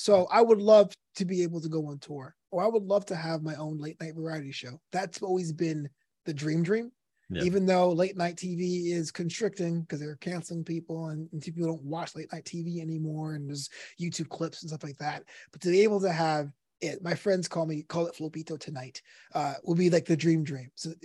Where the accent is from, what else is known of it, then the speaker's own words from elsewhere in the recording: New York City, New York, United States; moved away as an adult; now in Los Angeles, United States; Brooklyn was my third parent. It raised me.